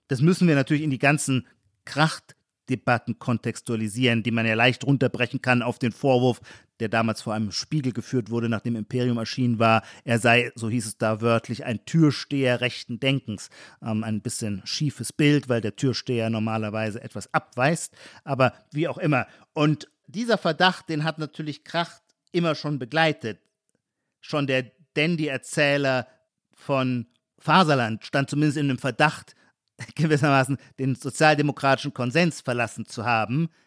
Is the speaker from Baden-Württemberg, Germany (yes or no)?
yes; Heidelberg, Baden-Württemberg, Germany